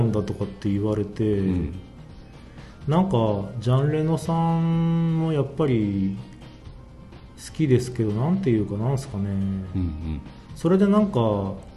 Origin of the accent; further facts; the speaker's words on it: Toyama, Japan; 富山に1日だけ休みもらって帰省して